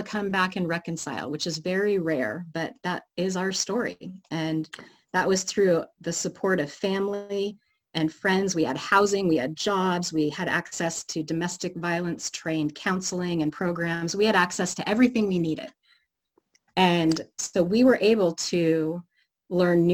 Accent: Oregon, United States; moved away as an adult; now in Seattle, United States; Grew up in Oregon

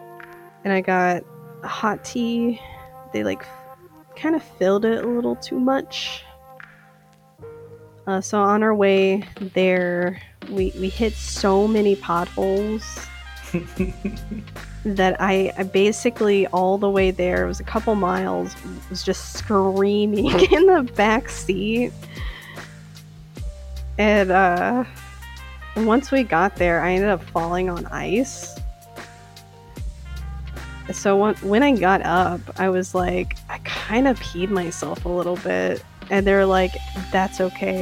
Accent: St. Paul, Minnesota, United States; I am from St. Paul, Minnesota

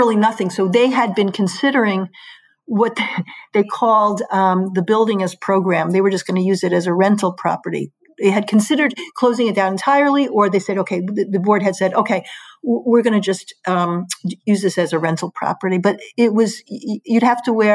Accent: New York, United States; moved away as an adult; now in Hartford, United States; I was from New York.

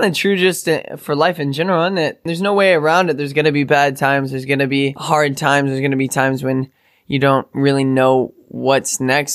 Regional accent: West Texas, United States; growing up in West Texas

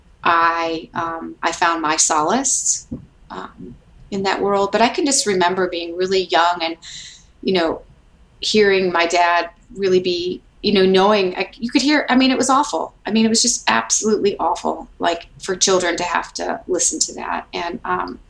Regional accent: Detroit, Michigan, United States; moved away as an adult; also born or lived in New York City; now in Alabama, United States; I grew up in Detroit, and my parents are from Detroit

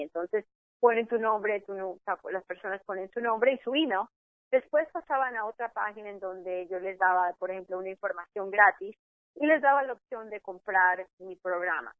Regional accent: Ecuador; now in Miami, United States; pensaban que yo era mexicana, soy de Ecuador

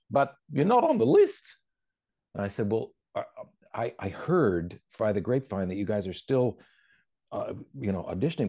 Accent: Vancouver, British Columbia, Canada; also born or lived in New Jersey / Bethesda / Princeton; Vancouver, which is my hometown

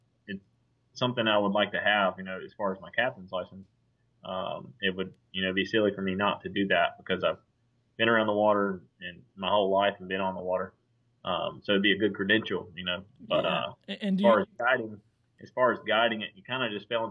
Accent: Southport, North Carolina, United States; also born or lived in Wilmington, North Carolina / Oak Island, North Carolina; being born and raised in Southport

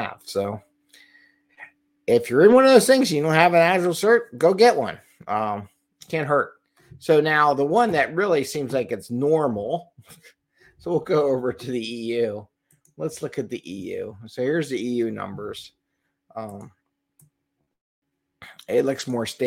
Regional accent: Philadelphia, Pennsylvania, United States; Philadelphia, my hometown here

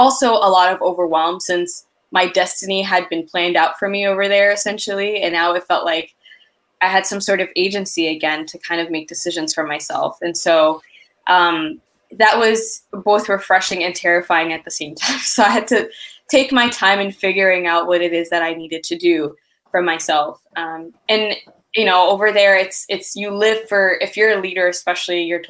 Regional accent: Ethiopia; moved away; I'm originally from Ethiopia

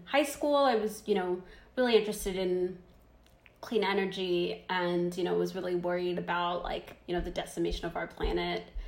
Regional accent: Zimbabwe; moved away; I was born in Zimbabwe

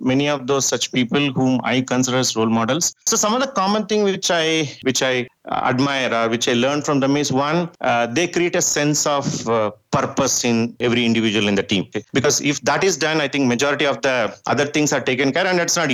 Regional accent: India; first language Tamil; English is a second language; I grew up in my farming years in my native place. My mother tongue is Tamil

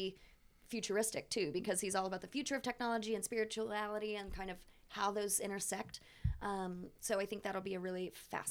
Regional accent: Texas, United States; I'm from Texas.

